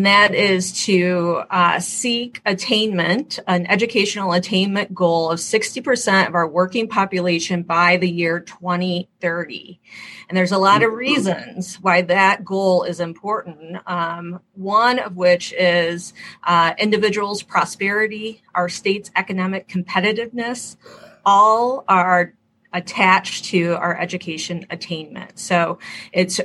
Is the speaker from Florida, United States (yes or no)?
no; Michigan, United States; I want to make sure my home state is at the cutting edge